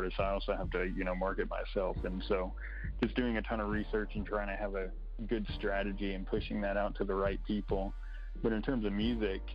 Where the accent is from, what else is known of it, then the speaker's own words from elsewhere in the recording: Kilgore, Texas, United States; moved away as an adult; now in Bentonville, United States; I'm from Kilgore, Texas, which is around Longview and Tyler